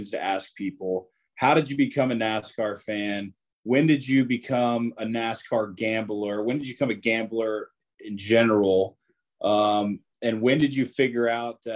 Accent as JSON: {"language": "English", "town": "Jacksonville", "region": "Florida", "country": "United States", "said": "I'm from Jacksonville, Florida"}